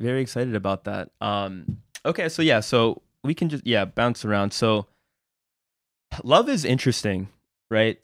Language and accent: English; Lancaster, Pennsylvania, United States; first language Spanish; English is a second language; I grew up here